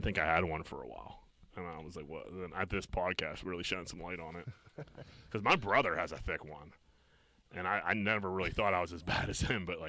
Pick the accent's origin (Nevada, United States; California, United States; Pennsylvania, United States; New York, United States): Pennsylvania, United States; Pittsburgh; accent: Yinzer; dude, where are you from in Pittsburgh? And I'm like, Greenfield.